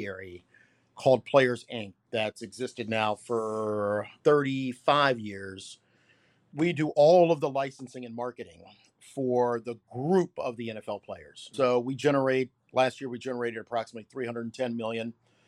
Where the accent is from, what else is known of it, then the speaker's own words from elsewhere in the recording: Washington, D.C., Maryland, United States; Born and raised in D.C.